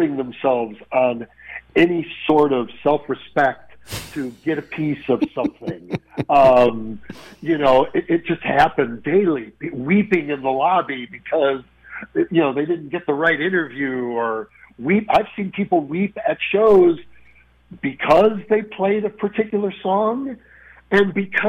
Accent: Chicago, Illinois, United States; I grew up in Chicago

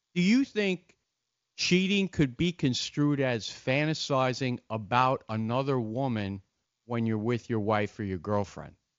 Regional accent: Long Beach, New York, United States; also born or lived in Island Park, New York; I lived in uh, Long Beach

